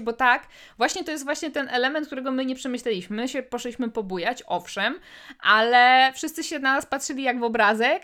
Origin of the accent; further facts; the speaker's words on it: Łódź Voivodeship, Poland; u nas w Łódzkim